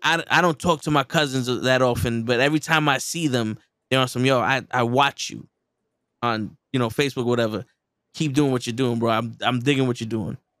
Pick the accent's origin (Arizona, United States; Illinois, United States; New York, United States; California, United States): New York, United States; New York City; growing up in the Bronx